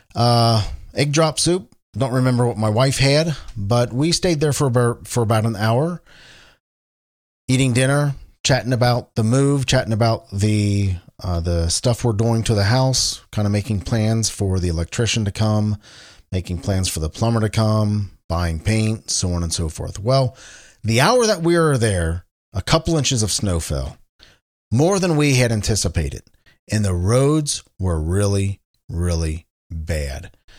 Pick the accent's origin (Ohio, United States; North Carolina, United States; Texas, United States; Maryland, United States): Ohio, United States; Cincinnati; Cincinnati, Ohio, my hometown, and where I am recording this from.